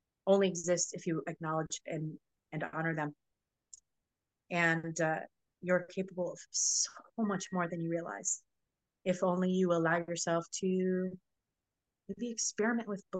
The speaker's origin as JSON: {"language": "English", "region": "Florida", "country": "United States", "tie": "born or raised there", "also_born_or_lived": "New Orleans", "said": "My family's from New Orleans, but I grew up in Florida, so it was always back and forth"}